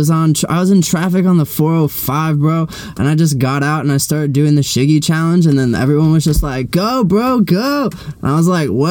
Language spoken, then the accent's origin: English; East Coast, United States; I mean, I'm from the East Coast, but I don't really think I have an accent.